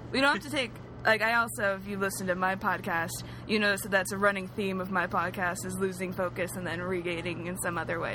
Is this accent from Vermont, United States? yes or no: no; San Diego, California, United States; also born or lived in Hercules, California / Orange County, California; now in Los Angeles, United States; I grew up in San Diego mostly, and then in Northern California.